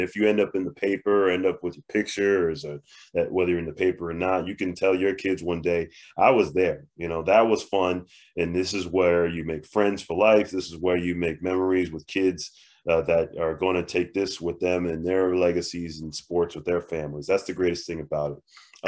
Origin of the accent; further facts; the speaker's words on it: Northeast, United States; now in Arizona, United States; I'm from the Northeast